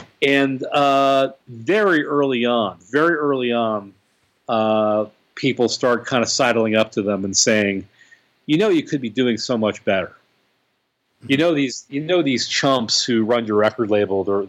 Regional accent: Boston, Massachusetts, United States; I grew up in the Boston area.

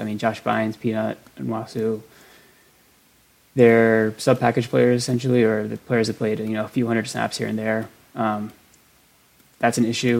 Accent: Westminster, Maryland, United States; I grew up in Westminster, Maryland, which was kind of the epicenter of the training camp situation back in the day.

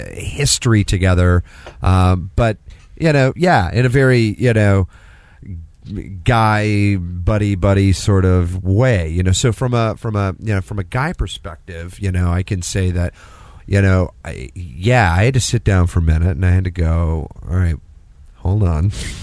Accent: Texas, United States; Listen, I'm from Texas.

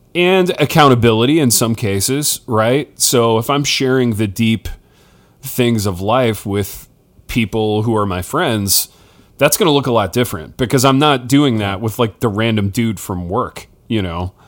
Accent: Hartford City, Indiana, United States; moved away; in my hometown, Hartford City, Indiana

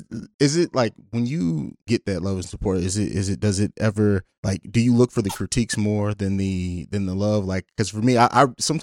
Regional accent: Vicenza, Veneto, Italy; Like, I grew up in Europe. So I grew up in Italy. And so in Vicenza, that's Italy.

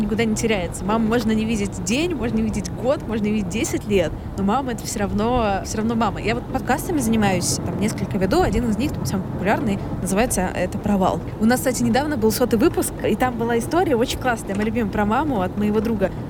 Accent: Saint Petersburg, Russia; also born or lived in Moscow; я из Петербурга

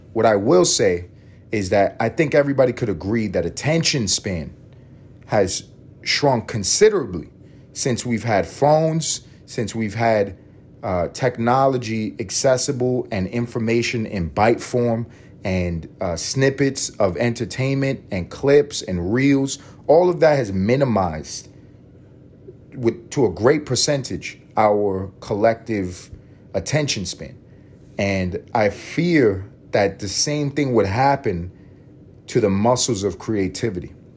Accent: United States; I'm an American

